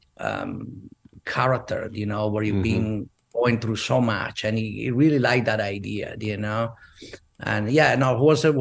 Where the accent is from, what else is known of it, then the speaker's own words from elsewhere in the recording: Verona, Veneto, Italy; English is a second language; moved away as an adult; also born or lived in Venice / Rome; now in United States; I'm from Verona